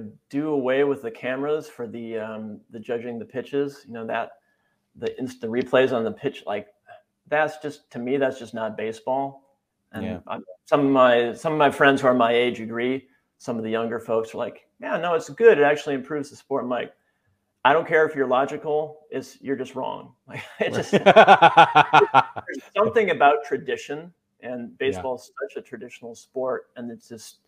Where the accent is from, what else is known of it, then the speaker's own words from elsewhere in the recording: Wisconsin, United States; moved away; also born or lived in San Francisco Bay Area; I grew up in Wisconsin.